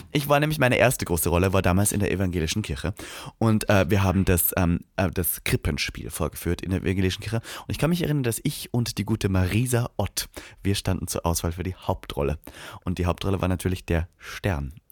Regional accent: Austria; moved away; in meiner Heimat

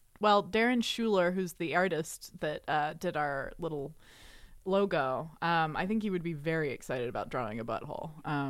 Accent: Austin, Texas, United States; moved away as an adult; also born or lived in Olympia, Washington / New York; now in Los Angeles, United States; I grew up in Austin, Texas, which is a very, like, liberal, cool place

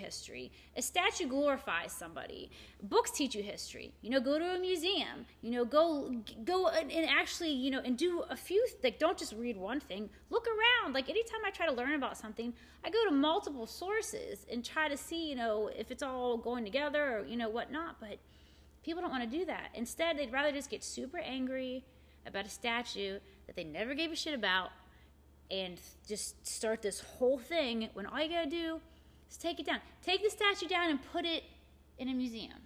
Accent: Morgantown, West Virginia, United States; my hometown. You know, mm-hmm. Morgantown's not that big

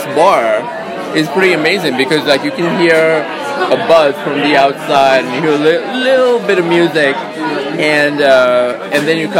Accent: Sri Lanka; now in San Francisco, United States; So I've lived in San Francisco for about 30 years, but before that I was born in Sri Lanka. So a little bit of both.

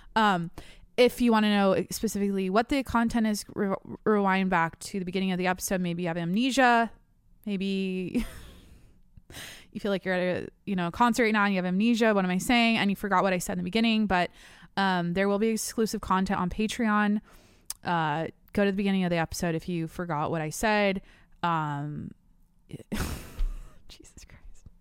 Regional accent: Washington, United States; now in San Diego, United States; I'm from Washington. I live in San Diego

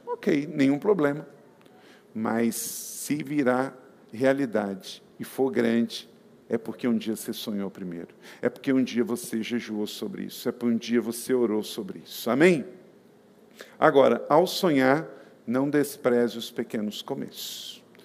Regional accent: Macaé, Rio de Janeiro, Brazil; Eu nasci em Córrego do Ouro, quinto distrito de Macaé, no estado do Rio de Janeiro. Um lugar que não tinha telefone, não tinha rua asfaltada, tinha umas, sei lá, mil pessoas que moravam lá

